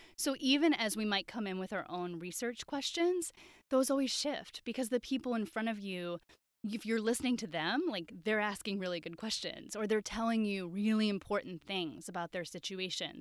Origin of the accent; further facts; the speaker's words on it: Wisconsin, United States; growing up in Wisconsin